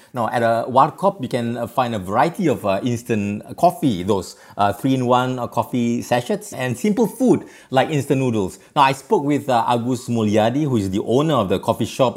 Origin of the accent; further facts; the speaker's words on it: Singapore; now in Jakarta, Indonesia; when I was a young boy, growing up in Singapore